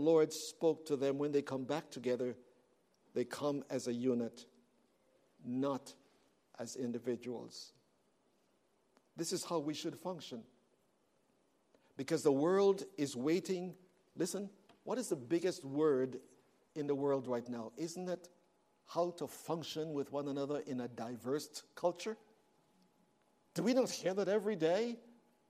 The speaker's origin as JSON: {"language": "English", "country": "Canada", "moved": "yes", "said": "I am from Canada and I am black"}